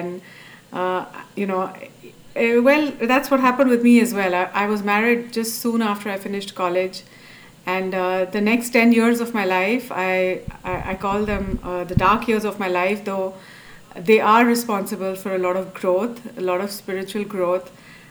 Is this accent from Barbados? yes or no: no; Dubai, United Arab Emirates; also born or lived in Abu Dhabi; So I was brought up in Dubai and Abu Dhabi, which is in the Middle East, and it's a traditional society.